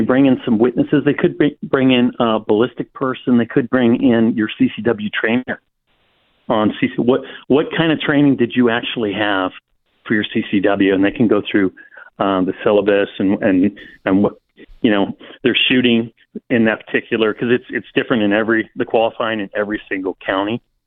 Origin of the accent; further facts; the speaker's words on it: Silicon Valley, California, United States; I grew up in the Silicon Valley